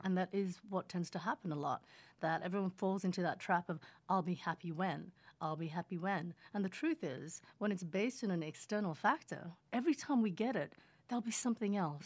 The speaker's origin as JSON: {"language": "English", "town": "Sydney", "region": "New South Wales", "country": "Australia", "tie": "born or raised there", "also_born_or_lived": "Indonesia", "accent": "Australian", "second_language": "English", "moved": "as an adult", "lives_now": "Los Angeles, United States", "said": "my accent is Australian."}